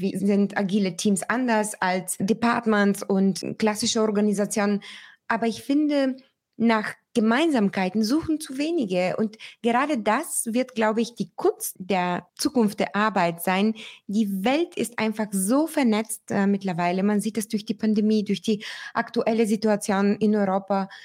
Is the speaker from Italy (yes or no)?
no; Bulgaria; moved away; mein Heimatland Bulgarien